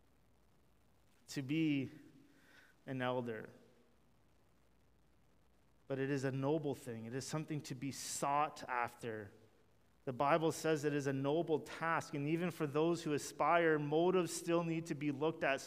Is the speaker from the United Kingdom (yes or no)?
no; Canada; we're Canadian